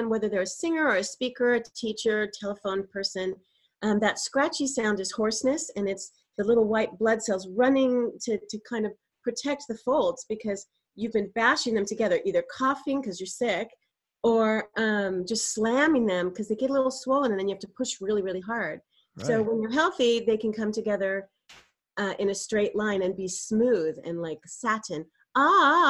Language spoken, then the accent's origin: English; Burbank, California, United States; I was raised in Burbank in a very creative household